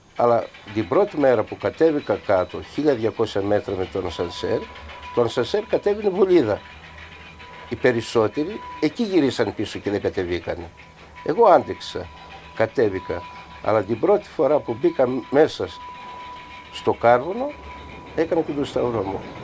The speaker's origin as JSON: {"language": "Greek", "town": "Palaiopoli", "region": "East Macedonia and Thrace", "country": "Greece", "tie": "born or raised there", "also_born_or_lived": "Belgium", "moved": "as an adult", "said": "παιδικά χρόνια μαζί με τους φίλους μου εδώ στην Παλιάπολη"}